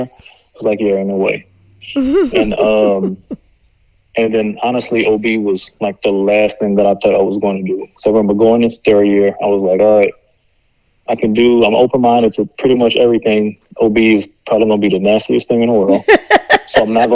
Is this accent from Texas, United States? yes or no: no; LaPlace, Louisiana, United States; moved away as an adult; also born or lived in New Orleans, Louisiana; now in Wichita Falls, United States; Born and raised in La Place, Louisiana.